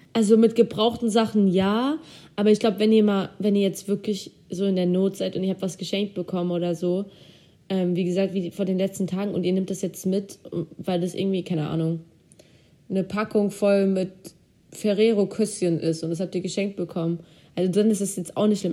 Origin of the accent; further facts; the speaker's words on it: Germany; also born or lived in Turkey; ich komme ja aus zwei Ländern theoretisch, ich bin ja Türkin und Deutsch, also ich lebe in Deutschland, ich bin Türkin